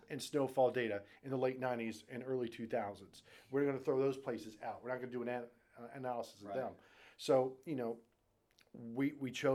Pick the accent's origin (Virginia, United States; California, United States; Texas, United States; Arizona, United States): Virginia, United States; Richmond; moved away; also born or lived in South Jersey; I'm a Southern boy. I'm from Richmond, Virginia.